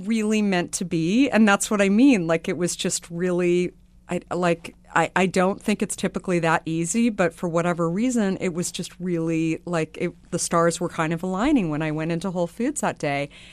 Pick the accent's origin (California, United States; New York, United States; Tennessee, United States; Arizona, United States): Arizona, United States; So I grew up in Arizona